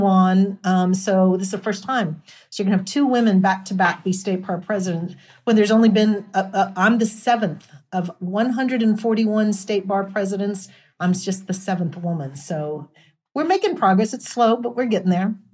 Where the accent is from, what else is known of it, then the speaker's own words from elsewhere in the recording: El Paso, Texas, United States; I'm from El Paso